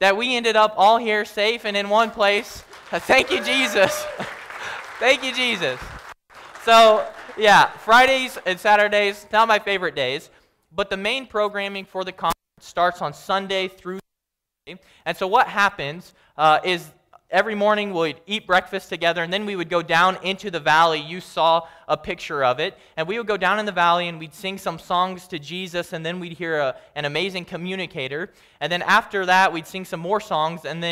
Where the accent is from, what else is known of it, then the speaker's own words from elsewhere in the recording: Kansas, United States; I'm from Kansas